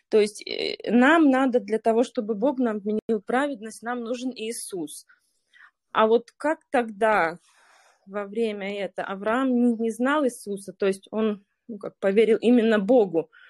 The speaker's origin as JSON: {"language": "Russian", "town": "Noginsk", "region": "Moscow Oblast", "country": "Russia", "said": "Я из Московской области. Город называется Ногинск."}